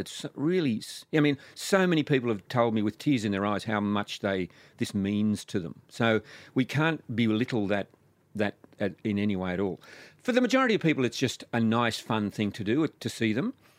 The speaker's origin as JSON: {"language": "English", "region": "New South Wales", "country": "Australia", "tie": "born or raised there", "said": "my hometown in New South Wales"}